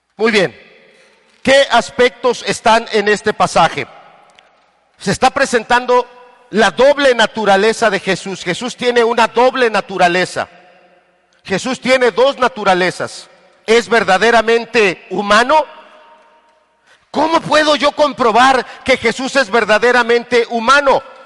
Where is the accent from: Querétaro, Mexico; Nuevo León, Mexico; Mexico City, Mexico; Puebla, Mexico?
Puebla, Mexico; Tehuacán; yo soy de Tehuacán